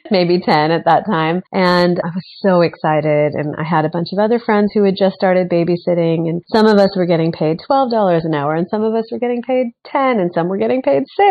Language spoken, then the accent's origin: English; Bay Area, California, United States; moved away as an adult; also born or lived in Orange County, California / New York; I was born in Orange County, but I grew up in the Bay Area, all over the Bay Area